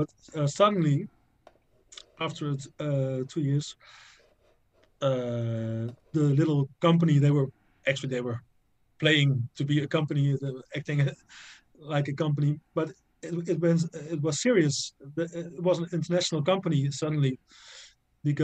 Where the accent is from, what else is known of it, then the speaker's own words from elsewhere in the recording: near Tilburg, North Brabant, Netherlands; I am from the Netherlands. I'm living now in Tilburg in the south of the Netherlands. I was born 10 kilometers from here in a small village.